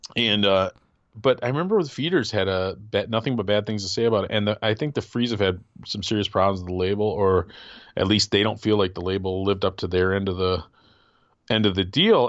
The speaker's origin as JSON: {"language": "English", "region": "Wisconsin", "country": "United States", "tie": "born or raised there", "also_born_or_lived": "Michigan", "moved": "yes", "said": "my friend and I Casey, who I grew up in Wisconsin"}